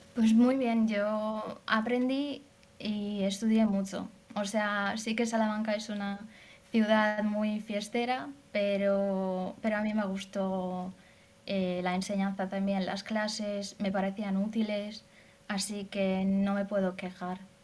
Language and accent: Spanish; Hungary; Spanish is a second language; yo soy de Hungría